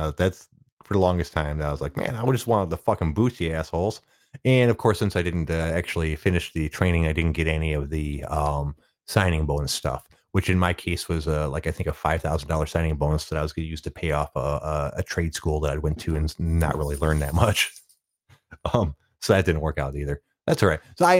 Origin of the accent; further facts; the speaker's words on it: Detroit, Michigan, United States; And since I was from Detroit and the place I was taking basic training was in Oklahoma.